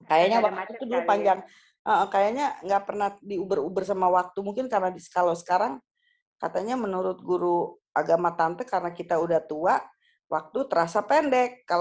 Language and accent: Indonesian; Jakarta, Indonesia; di waktu dari waktu kecil ya di Cilosari, Cikini